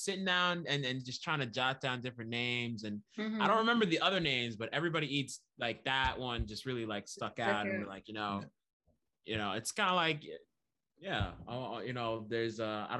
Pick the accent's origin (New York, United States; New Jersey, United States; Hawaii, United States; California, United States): New York, United States; moved away as an adult; also born or lived in Virginia (757 area); now in Virginia, United States; Similar to Bensky, born and raised in New York.